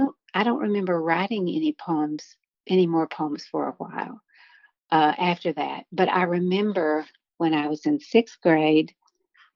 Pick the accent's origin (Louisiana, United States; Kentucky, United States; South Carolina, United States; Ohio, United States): Kentucky, United States; Harlan County; now in Lexington, United States; I grew up in Harlan County. I live in Lexington now